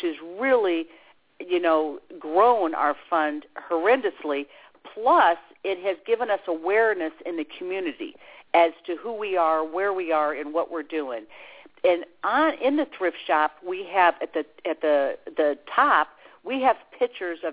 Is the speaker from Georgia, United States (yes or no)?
no; Chicago, Illinois, United States; now in Brevard County, Florida, United States; I'm from Chicago